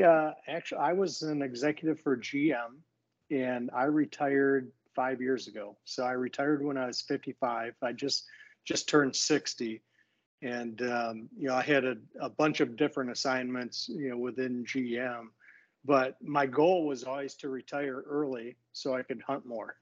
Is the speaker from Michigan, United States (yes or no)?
yes; Michigan, United States; also born or lived in Franklin, Tennessee; I'm from Michigan. I grew up in Michigan, and I've lived here most of my life